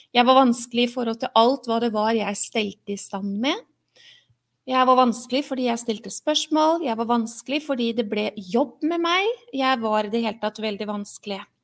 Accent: Oslo, Norway; jeg er oppvokst et sted i Oslo hvor det ikke gikk sånn med alle.

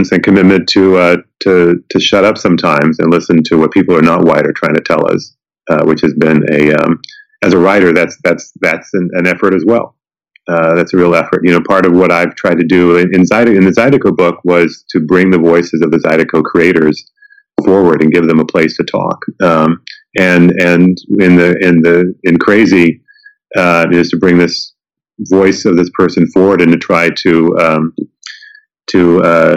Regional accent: Evansville, Indiana, United States; now in New Orleans, United States; I grew up in Evansville, Indiana

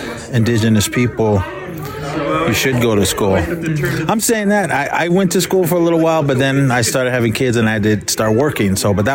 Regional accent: Oakland, California, United States; growing up in Oakland, California, man, it's like a big melting pot

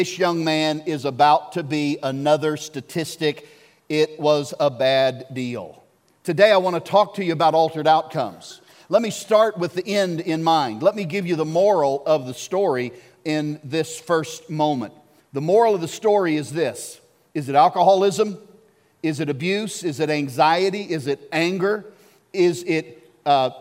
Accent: Arkansas, United States; I grew up in Arkansas

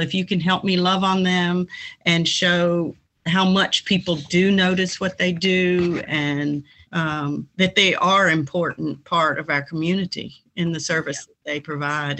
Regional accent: South Carolina, United States; moved away; I grew up in South Carolina.

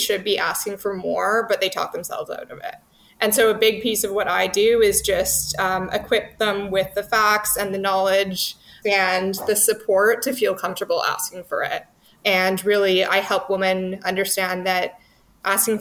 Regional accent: Vancouver, British Columbia, Canada; moved away as an adult; also born or lived in Toronto; I'm from Vancouver

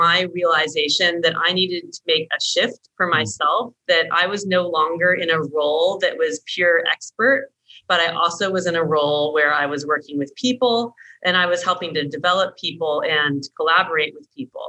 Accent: United States; moved away as an adult; also born or lived in Australia; as an American woman in Australian culture and cultural environment at that time

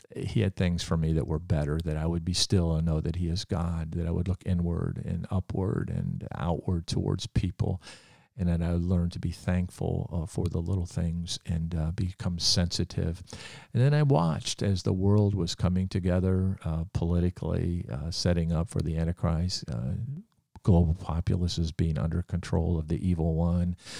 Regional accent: United States; as an American Christian

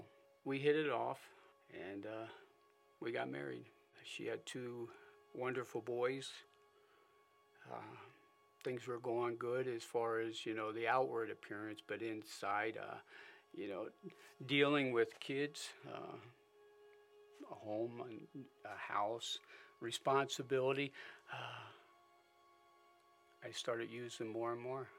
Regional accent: Springville, United States; born or raised there; also born or lived in Philadelphia, Pennsylvania

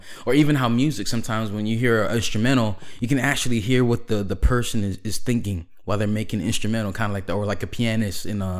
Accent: New York City, New York, United States; now in Florida, United States; I'm originally from Brooklyn, New York, but I spent half of my life in New York and half of my life in Florida, and Florida is where we currently live.

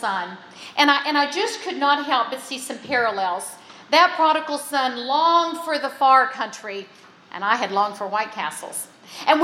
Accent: West Virginia, United States; I grew up in West Virginia

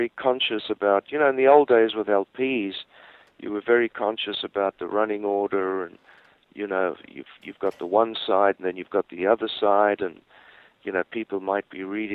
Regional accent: Johannesburg, Gauteng, South Africa; I was born in Johannesburg

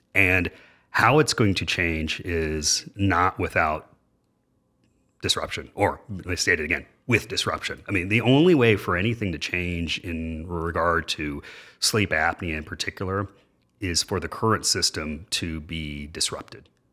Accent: Dayton, Ohio, United States; I was born and raised in Dayton, Ohio

